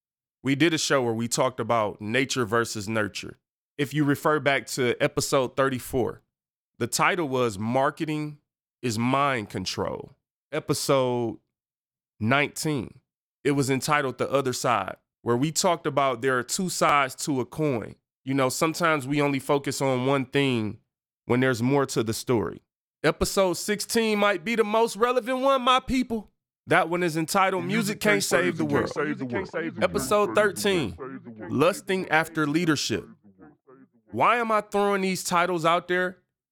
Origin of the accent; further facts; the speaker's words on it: Detroit, Michigan, United States; I watched a live stream in my hometown of Detroit, Michigan.